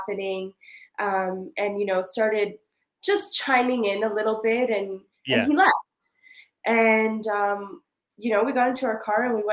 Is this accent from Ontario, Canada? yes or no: no; Montreal, Quebec, Canada; moved away as an adult; now in West Africa; growing up in the Caribbean community and NDG